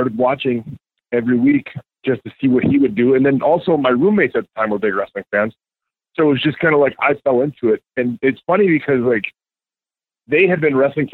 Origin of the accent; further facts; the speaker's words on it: Two Rivers, Wisconsin, United States; I'm from Two Rivers, Wisconsin.